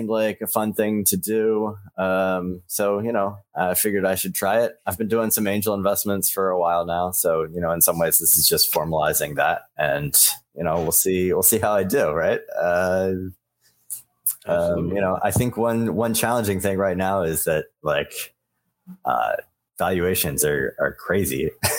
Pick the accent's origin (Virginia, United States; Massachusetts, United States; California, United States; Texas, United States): Texas, United States; also born or lived in Philadelphia, United States / Buenos Aires, Arkansas, United States; I come from Texas and Philadelphia by way of a little stint in Buenos Aires. And that's about where I come from.